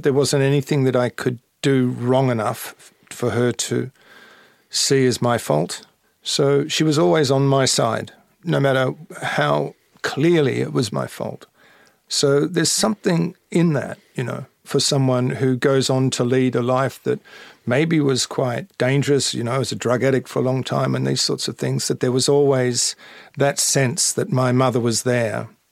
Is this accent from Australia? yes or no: yes; Melbourne, Victoria, Australia; moved away as an adult; also born or lived in London; for me as an Australian, someone living in Melbourne